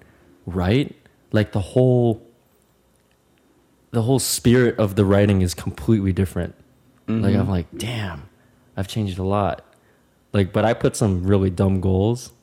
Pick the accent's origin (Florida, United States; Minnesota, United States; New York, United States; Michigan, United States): Minnesota, United States; moved away as an adult; now in Los Angeles, United States; I'm originally from Minnesota